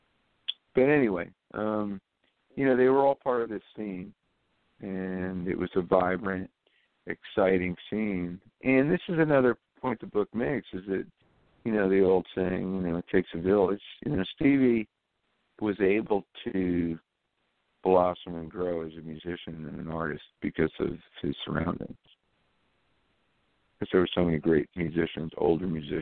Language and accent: English; New York City, New York, United States; I'm from New York